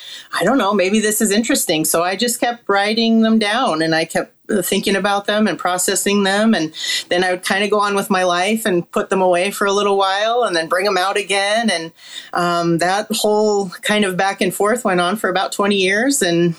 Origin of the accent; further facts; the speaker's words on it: Salt Lake City, Utah, United States; I was born and raised in Salt Lake City, Utah, and it's actually a very large and active Greek community.